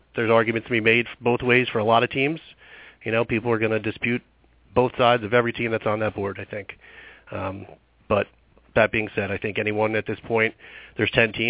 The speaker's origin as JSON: {"language": "English", "region": "New Jersey", "country": "United States", "said": "I'm from New Jersey"}